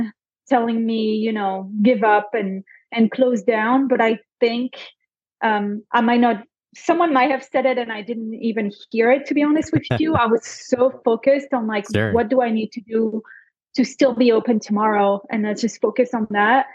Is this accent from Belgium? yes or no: yes; Belgium; first language French; English is a second language; now in Scottsdale, United States; I'm originally from Belgium, French speaking.